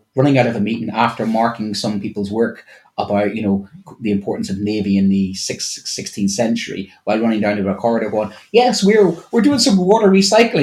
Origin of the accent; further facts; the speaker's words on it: Ireland; me as an Irishman